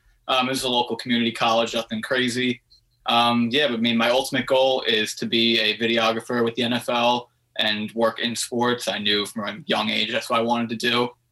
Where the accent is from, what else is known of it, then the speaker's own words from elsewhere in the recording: Long Island, New York, United States; I'm 22 years old. I'm from Long Island, New York.